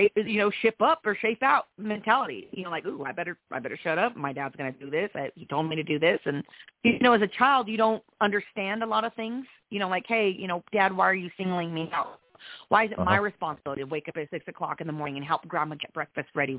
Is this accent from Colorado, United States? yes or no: yes; Trinidad, Colorado, United States; I'm from small town Colorado. I was raised in Trinidad, Colorado.